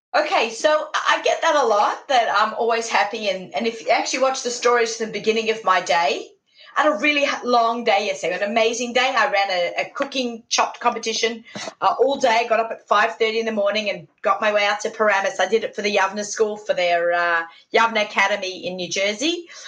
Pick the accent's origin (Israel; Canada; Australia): Australia; Sydney, New South Wales; moved away as an adult; now in New York, United States; Shout out to my hometown